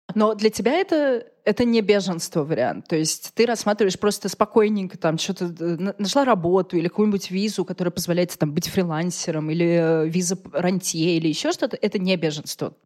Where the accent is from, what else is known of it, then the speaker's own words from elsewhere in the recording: Russia; я из России